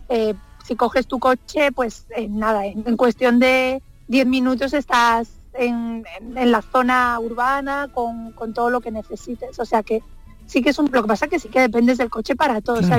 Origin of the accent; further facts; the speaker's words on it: Andalusia, Spain; yo ya voy aterrizando por el aeropuerto de Málaga, veo mi tierra, me encanta ver los pueblecitos blancos